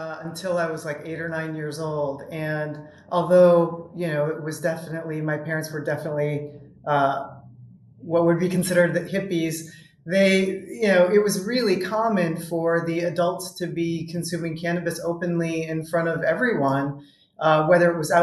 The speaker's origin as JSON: {"language": "English", "region": "Colorado", "country": "United States", "tie": "born or raised there", "also_born_or_lived": "Wisconsin / Milwaukee, Wisconsin", "said": "I'm originally from Wisconsin, but I grew up in Colorado and went back to Wisconsin for college"}